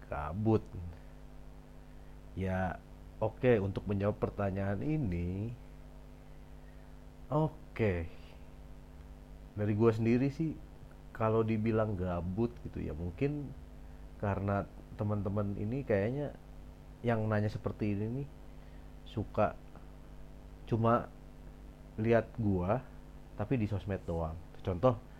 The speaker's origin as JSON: {"language": "Indonesian", "town": "Bandung", "region": "West Java", "country": "Indonesia", "tie": "born or raised there", "also_born_or_lived": "Surabaya / Cirebon", "said": "kalau lahir ya lahir di Surabaya lalu gede di Bandung tapi SMA tiba-tiba gue pindah ke Cirebon gitu abis dari situ gue kuliah balik lagi ke Bandung"}